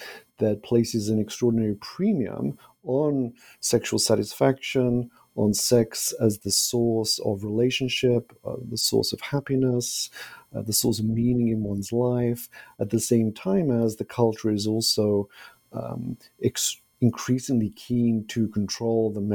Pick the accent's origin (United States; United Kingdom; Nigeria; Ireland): United Kingdom; moved away; I'm originally from Britain